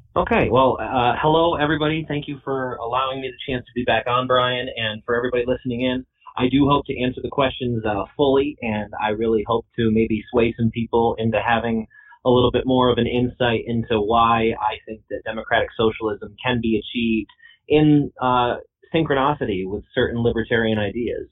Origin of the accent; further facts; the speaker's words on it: Herkimer County, New York, United States; I've been born and raised in Herkimer County my whole life